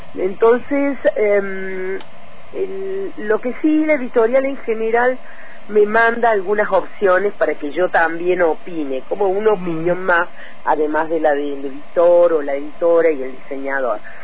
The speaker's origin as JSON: {"language": "Spanish", "town": "Oliva", "region": "Córdoba", "country": "Argentina", "tie": "born or raised there", "also_born_or_lived": "Arroyo Cabral, Córdoba / Sierras Chicas, Córdoba", "moved": "yes"}